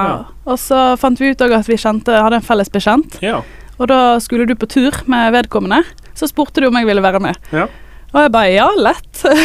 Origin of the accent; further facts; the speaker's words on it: Askøy, Vestland, Norway; jeg er fra Askøy